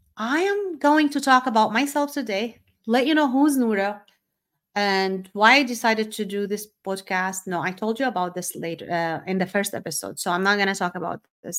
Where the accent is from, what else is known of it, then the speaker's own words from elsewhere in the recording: Syria; moved away as an adult; also born or lived in Saudi Arabia; I was born and raised in Syria